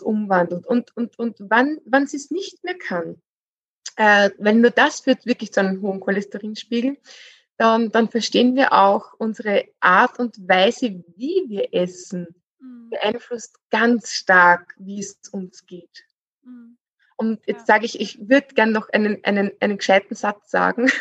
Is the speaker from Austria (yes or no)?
yes; Austria; bei uns in Österreich